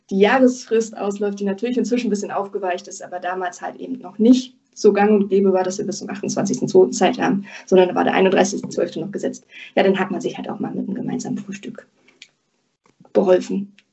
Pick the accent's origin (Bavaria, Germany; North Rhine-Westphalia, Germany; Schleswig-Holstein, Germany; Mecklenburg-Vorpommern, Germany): Mecklenburg-Vorpommern, Germany; Rostock; also born or lived in Baden-Württemberg; weil ich bin von Baden-Württemberg zurück in meine Heimat nach Rostock gezogen